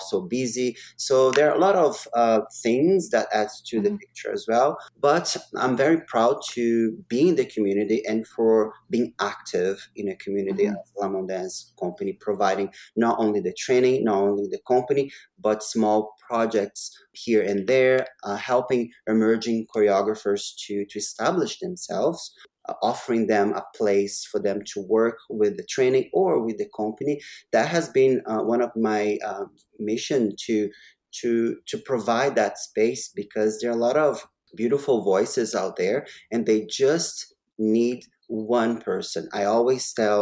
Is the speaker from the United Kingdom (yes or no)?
no; Brazil; now in Vancouver, Canada; I am a Canadian. I'm a Canadian citizen right now. But I am also Brazilian.